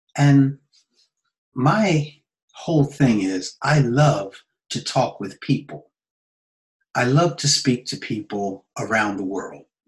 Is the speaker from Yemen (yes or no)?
no; United States; now in Nagoya, Japan; As an American